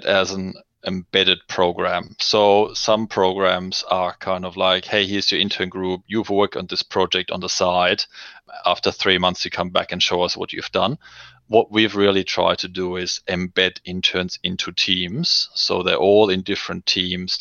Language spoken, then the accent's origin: English; Germany; moved away as an adult; now in Australia; I'm originally from Germany, so I came to Australia about 15 years ago